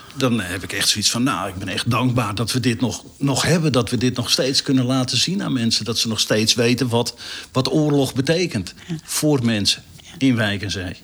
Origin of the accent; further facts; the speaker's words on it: North Groningen, Netherlands; ik kom uit Noord-Groningen.